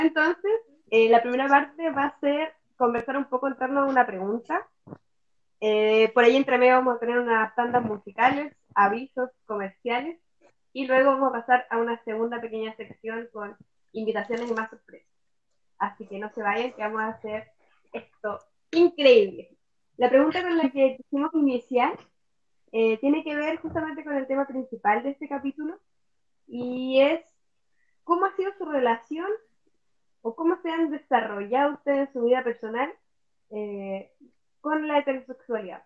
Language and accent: Spanish; Punta Arenas, Magallanes, Chile; also born or lived in Valparaíso; now in Puerto Montt, Chile; Soy nacida en Punta Arenas, eh, buena vida en Valparaíso y ahora aquí en Puerto Montt.